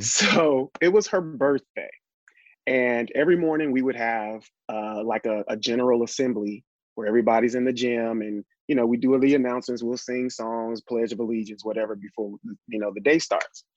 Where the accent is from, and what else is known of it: Little Rock, Arkansas, United States; born or raised there; also born or lived in Elaine, Arkansas